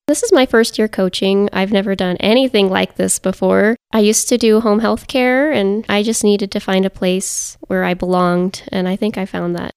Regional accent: Paonia, Colorado, United States; moved away as an adult; now in Alamosa, United States; I grew up in Paonia, Colorado.

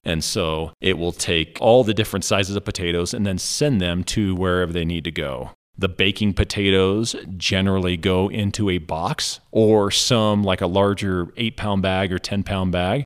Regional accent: Monte Vista, Colorado, United States; also born or lived in Alabama; we moved back when I was about, I think, three or four, and I've pretty much lived here for my whole life

